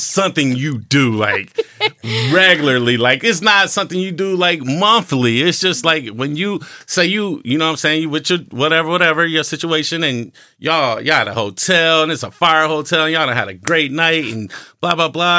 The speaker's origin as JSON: {"language": "English", "region": "North Ohio", "country": "United States", "said": "I'm from North Ohio"}